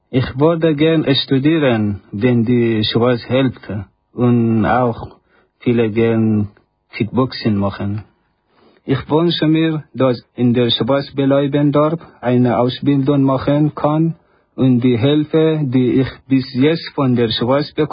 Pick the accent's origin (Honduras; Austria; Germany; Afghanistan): Afghanistan; German is a second language; now in Switzerland; ich komme aus Afghanistan. Seit zwei Jahren bin ich in der Schweiz.